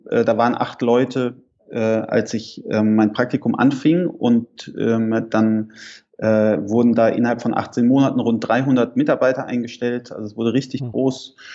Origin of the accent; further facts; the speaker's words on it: Heidelberg, Baden-Württemberg, Germany; ich bin in Heidelberg aufgewachsen, in Süddeutschland